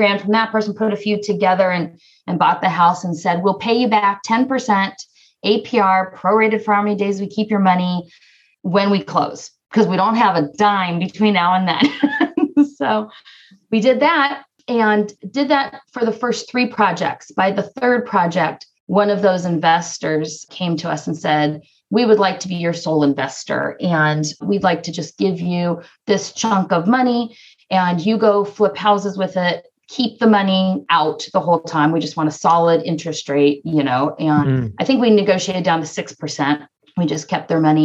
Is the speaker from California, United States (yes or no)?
yes; Southern California, United States; also born or lived in Northeast Ohio; now in Ohio, United States; We're from Southern California originally